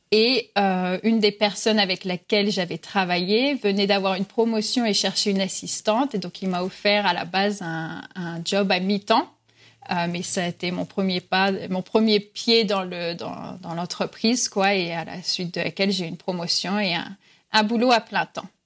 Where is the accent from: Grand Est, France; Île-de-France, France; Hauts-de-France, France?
Grand Est, France; Reims; moved away as an adult; also born or lived in Vichy / Vosges / Bordeaux / Madrid; now in Miami, United States; Donc, je suis née à Reims, mais on a vécu à Vichy, dans les Vosges, de retour à Reims. j'ai étudié à Bordeaux.